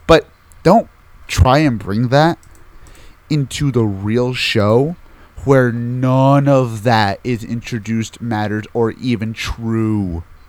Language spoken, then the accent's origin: English; Japan; English is a second language; I come from Japan, and every time I see Americans talk about toku, excluding you, of course, it seems like they are thinking too much with the mindset that is commonplace in your country and not the mindset that is commonplace in mine.